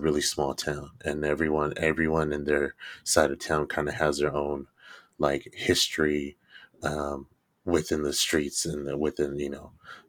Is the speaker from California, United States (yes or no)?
yes; Stockton, California, United States; Like I grew up in Stockton, California, and I've grown up in the south side of Stockton since as long as I can remember.